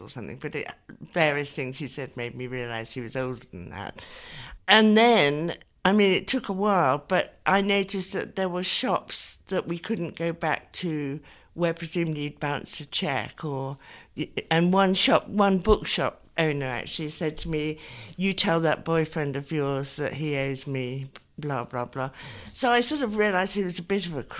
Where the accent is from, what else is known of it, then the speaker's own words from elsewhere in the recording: Twickenham, London, United Kingdom; I grew up in Twickenham